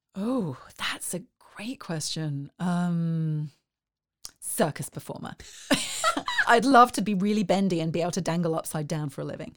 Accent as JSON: {"language": "English", "region": "South East England", "country": "United Kingdom", "tie": "born or raised there", "also_born_or_lived": "Dundee, Scotland", "moved": "as an adult", "lives_now": "Waco, United States", "said": "Originally, I grew up in the Southeast"}